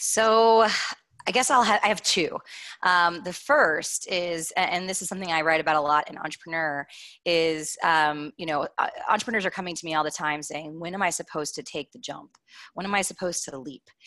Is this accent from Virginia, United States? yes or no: no; Kentucky, United States; I'm from Kentucky originally.